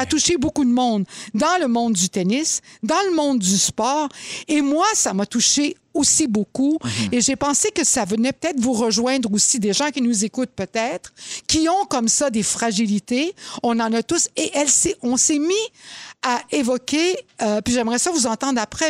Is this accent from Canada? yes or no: yes; Laval, Quebec, Canada; j'ai été élevée à Laval